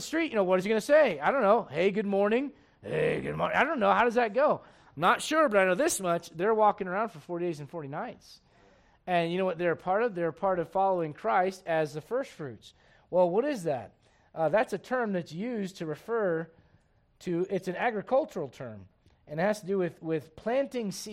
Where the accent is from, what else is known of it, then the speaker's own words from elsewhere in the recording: United States; I am an American, truly. My dad fought for this country